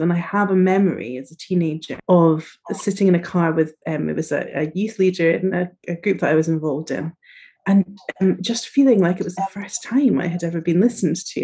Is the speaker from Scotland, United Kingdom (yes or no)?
yes; northeast coast of Scotland, United Kingdom; moved away as an adult; also born or lived in Edinburgh; now in London, United Kingdom; I was brought up in the northeast coast of Scotland, very, very northeast coast, and then have moved slowly down